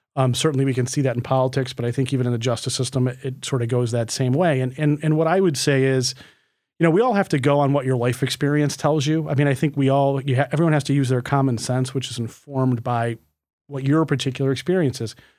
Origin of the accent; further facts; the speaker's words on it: Livonia, New York, United States; growing up in Livonia, New York